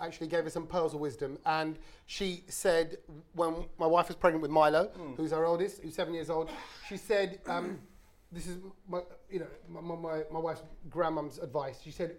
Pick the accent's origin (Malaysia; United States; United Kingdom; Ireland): United Kingdom; London; I'm from South London, didn't I?